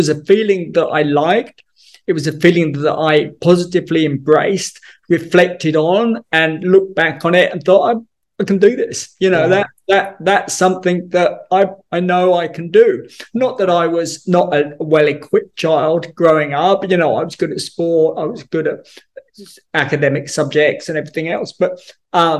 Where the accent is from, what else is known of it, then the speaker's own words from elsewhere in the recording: England, United Kingdom; being English